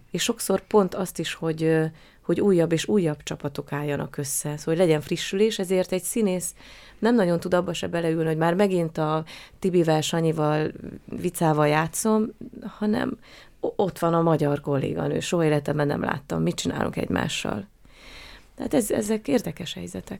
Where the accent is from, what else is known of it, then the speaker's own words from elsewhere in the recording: Hungary; accent: Hungarian; moved away as an adult; now in Austria; nagyon szerette a rendező a magyar akcentusomat